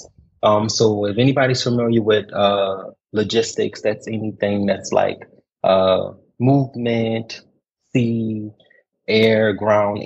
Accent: New Orleans, Louisiana, United States; moved away as an adult; now in Kuwait; I'm originally from New Orleans, Louisiana, born and bred

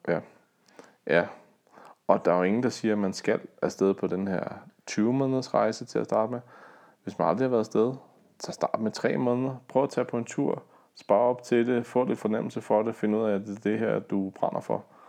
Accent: Denmark; hjemme i Danmark

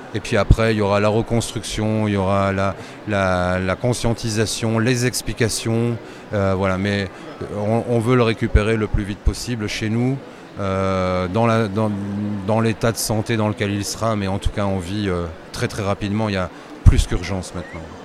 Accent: Belgium; chez nous en Belgique

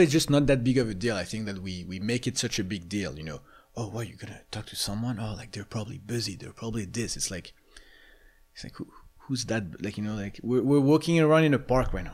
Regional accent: Paris, Île-de-France, France; moved away; I grew up in Paris

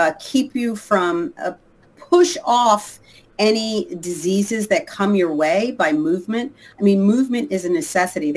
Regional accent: Long Island, New York, United States; moved away as an adult; now in Los Angeles, United States; I grew up in Long Island outside of New York

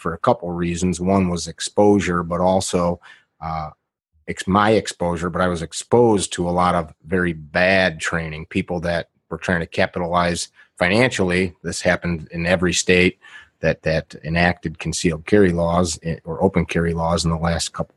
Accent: Midwest, United States; also born or lived in Chicago area, Illinois; I grew up in the Midwest. My family's from Chicago area

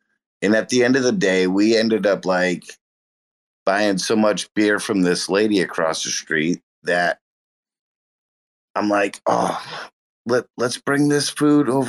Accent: Massachusetts, United States; I'm in New England. I'm from Massachusetts.

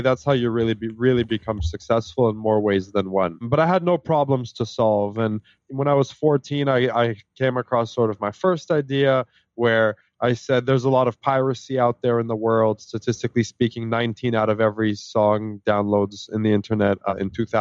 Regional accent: Canada; also born or lived in Israel; I actually immigrated to Canada

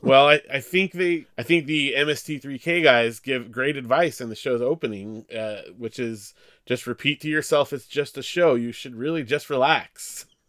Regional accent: Big Bear, California, United States; Big Bear, California, small mountain town

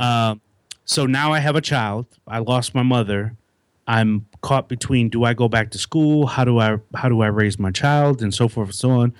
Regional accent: Milwaukee, Wisconsin, United States; moved away as an adult; now in Raleigh, United States; I grew up, born and raised in Milwaukee, Wisconsin

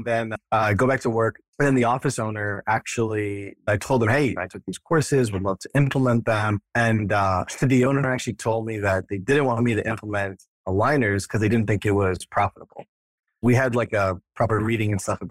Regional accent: Florida, United States; moved away as an adult; also born or lived in New York / Connecticut; now in Austin, United States; I grew up in Florida and went to dental school up at NYU

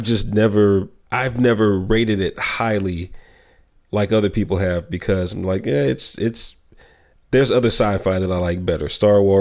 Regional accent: Texas, United States; I'm from Texas

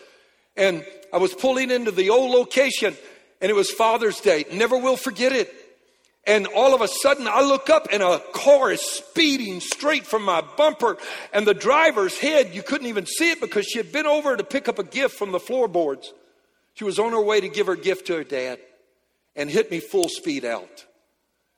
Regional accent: Louisiana, United States; I'm a Cajun from Louisiana

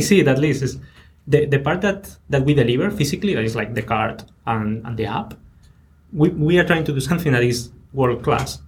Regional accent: Spain; moved away

